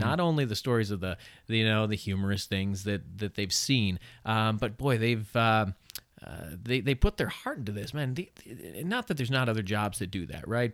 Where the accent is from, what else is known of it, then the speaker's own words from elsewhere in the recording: Chippewa Falls, Wisconsin, United States; I grew up in Chippewa Falls, not too far, uh, from here, right?